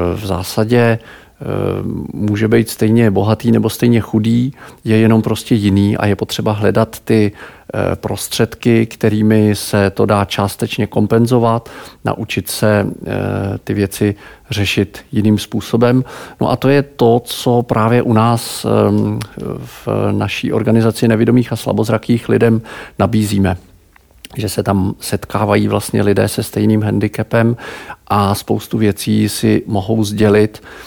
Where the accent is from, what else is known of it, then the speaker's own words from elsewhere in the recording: Pardubice, Pardubice Region, Czechia; also born or lived in Prague; Já jsem z Pardubic